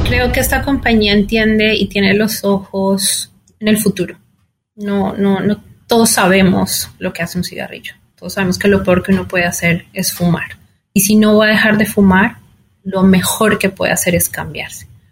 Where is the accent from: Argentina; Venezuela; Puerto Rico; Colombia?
Colombia; moved away as an adult; also born or lived in Mexico City; now in New York, United States; soy colombiana